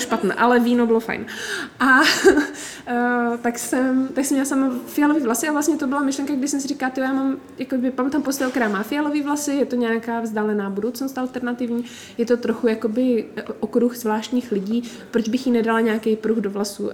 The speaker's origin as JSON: {"language": "Czech", "country": "Czechia", "said": "my jsme z Česka"}